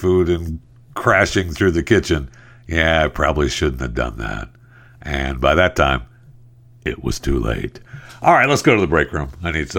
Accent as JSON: {"language": "English", "region": "Michigan", "country": "United States", "tie": "born or raised there", "said": "I mean, I was raised out in the Michigan farm, like dairy country, and you smell in the summertime, that smell of dairy farms and cows it permeates the air."}